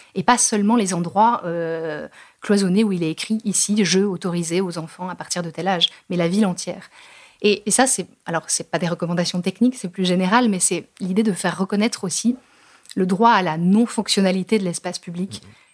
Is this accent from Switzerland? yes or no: no; France; on est français, tous les deux